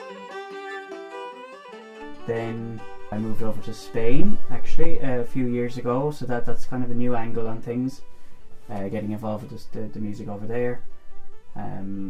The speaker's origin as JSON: {"language": "English", "town": "Dublin", "region": "Leinster", "country": "Ireland", "said": "I'm from Farnham in Dublin"}